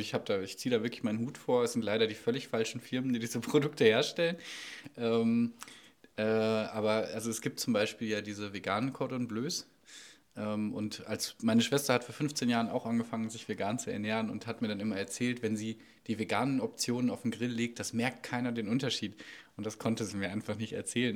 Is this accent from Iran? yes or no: no; North Rhine-Westphalia, Germany; now in Sieben Linden, Germany; Ich komme aus Ostwestfalen